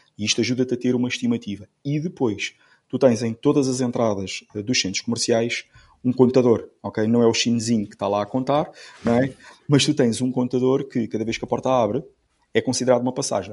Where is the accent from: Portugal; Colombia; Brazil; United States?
Portugal; Amarante, Norte; Eu sou, eu sou de eu sou de Amarante